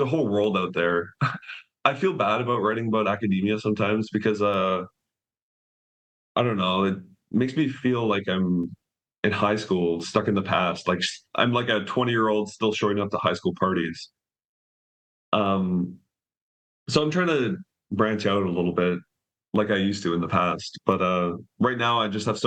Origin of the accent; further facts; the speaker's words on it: Canada; moved away as an adult; I'm Canadian